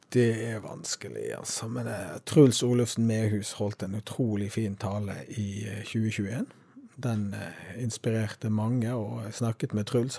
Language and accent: Norwegian; Norway; vi som nordmenn